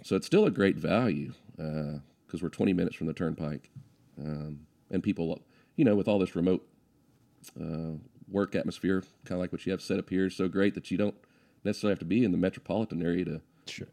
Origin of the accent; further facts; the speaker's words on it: Guthrie, Oklahoma, United States; I grew up in Guthrie schools